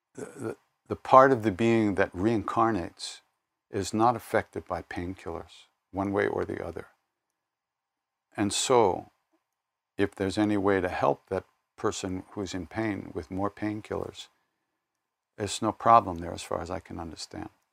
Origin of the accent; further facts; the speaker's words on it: Long Island, New York, United States; I'm from Long Island